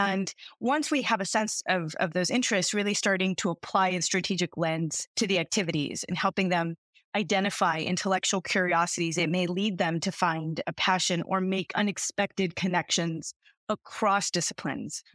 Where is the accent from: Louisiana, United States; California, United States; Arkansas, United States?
California, United States; outside of Los Angeles; also born or lived in Massachusetts; I'm a California native. I grew up outside of Los Angeles